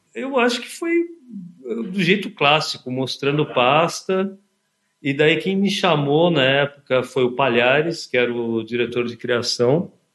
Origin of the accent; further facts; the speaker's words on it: São Bernardo do Campo, São Paulo, Brazil; also born or lived in Santo André; eu nasci na Progressista Santo André, né? E, enfim, mas só nasci lá e depois eu, eu vivi a minha infância e adolescência do lado, na cidade de São Bernardo. Então, assim, um garoto do ABC